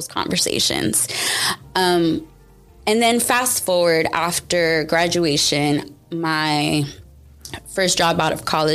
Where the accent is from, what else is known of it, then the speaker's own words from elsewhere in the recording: Houston, Texas, United States; I was born and raised in Houston, Texas